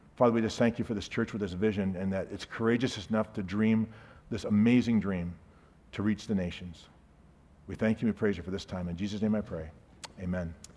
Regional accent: Sarasota, Florida, United States; I'm from Sarasota, Florida

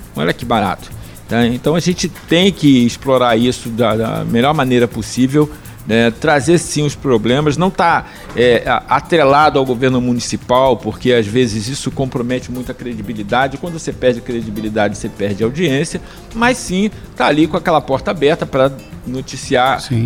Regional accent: Campos dos Goytacazes, Rio de Janeiro, Brazil; eu sou de Campos

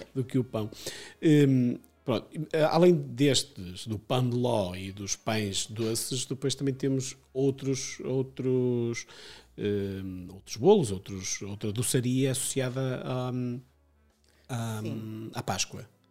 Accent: Amarante, Porto District, Portugal; sou de, de Amarante

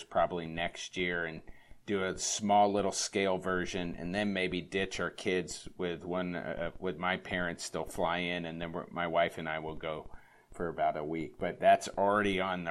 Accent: California, United States; now in Minnesota, United States; I grew up in California. I'm in my fourth year living in Minnesota

